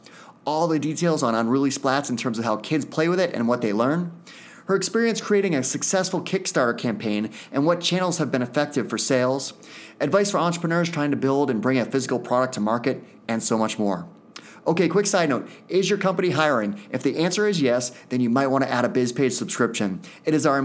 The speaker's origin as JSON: {"language": "English", "town": "Hooksett", "region": "New Hampshire", "country": "United States", "tie": "born or raised there", "said": "I grew up in Hooksett, New Hampshire."}